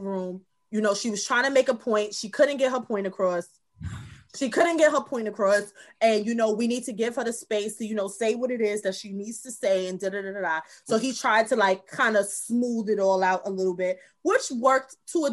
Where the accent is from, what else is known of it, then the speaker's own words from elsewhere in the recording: New York City, New York, United States; I am from Brooklyn, if y'all don't know. I am born and bred Bed-Stuy